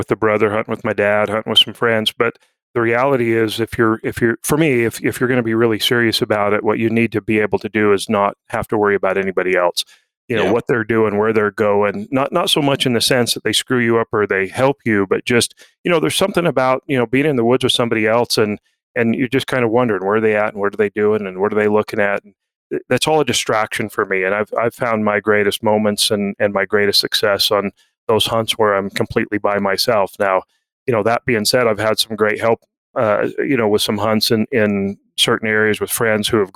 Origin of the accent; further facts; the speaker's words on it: Utah, United States; I grew up here in Utah bow hunting